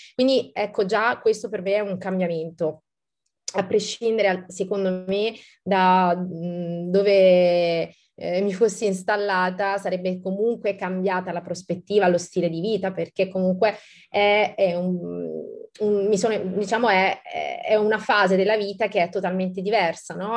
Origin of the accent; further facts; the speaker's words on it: Campania, Italy; now in Monaco; sono una terrona, no? come, come, come, dicono qui al nord, e, um, una, da buona, tra virgolette, campana